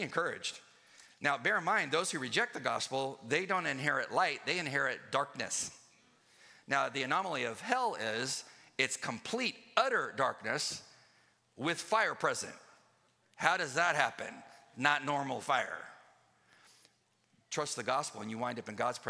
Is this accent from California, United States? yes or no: yes; Southern California, United States; I used to love to go to the county fair when I grew up in Southern California